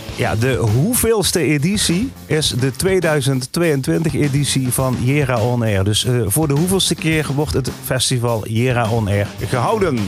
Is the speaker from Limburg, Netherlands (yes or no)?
yes; Echt, Limburg, Netherlands; Nou kom ik uit Echt